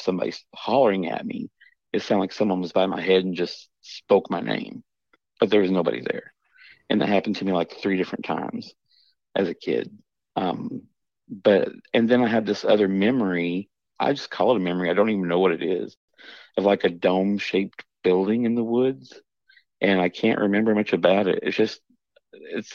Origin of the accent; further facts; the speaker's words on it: the Ozarks, Missouri, United States; I'm from Missouri. and it's down the Ozarks.